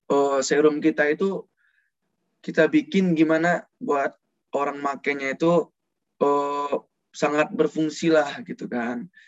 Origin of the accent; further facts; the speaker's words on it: Padang, West Sumatra, Indonesia; Aku berasal dari Padang, Sumatera Barat.